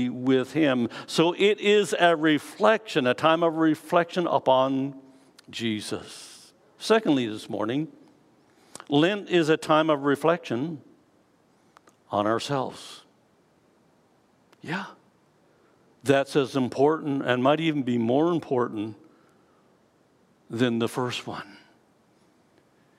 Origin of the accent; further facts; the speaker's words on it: Canada; This tells me that I am a citizen of Canada. I am Canadian.